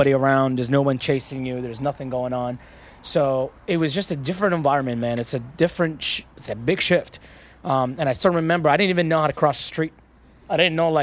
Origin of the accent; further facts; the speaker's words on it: Iraq; now in United States; I was born in the Iran-Iraq war